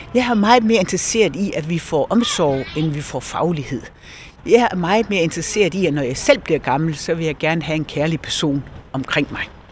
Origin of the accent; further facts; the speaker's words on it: Esbjerg, Southern Denmark, Denmark; jeg er jo Esbjergenser. Jeg er født og opvokset her